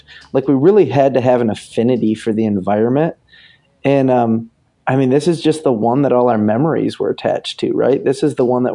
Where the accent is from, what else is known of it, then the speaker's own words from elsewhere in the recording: Michigan, United States; growing up in Michigan